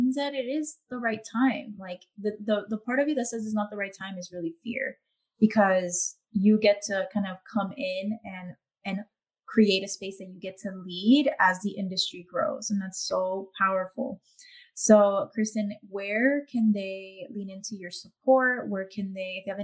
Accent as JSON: {"language": "English", "town": "Miami", "region": "Florida", "country": "United States", "accent": "Miami", "said": "I had to like tone down my accent, I guess, for a while, because I thought that, no, this is Miami accent"}